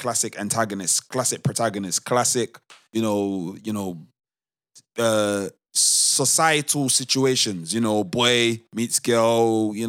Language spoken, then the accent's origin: English; Nigeria; I definitely know I'm a little bit biased because I'm Nigerian, 100%.